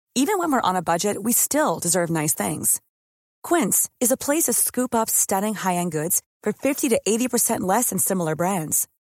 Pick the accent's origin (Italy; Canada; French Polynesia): French Polynesia; ici chez moi en Polynésie, plus précisément à Tetiaroa